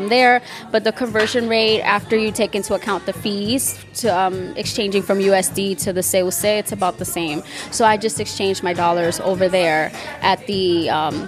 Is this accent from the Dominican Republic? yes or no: yes; Dominican Republic; accent: Dominican; my accent is Dominican